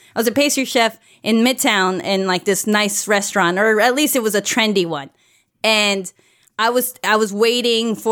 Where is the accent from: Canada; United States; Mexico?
Mexico; moved away; I grew up in Mexico and it took 10 years for movies to get to us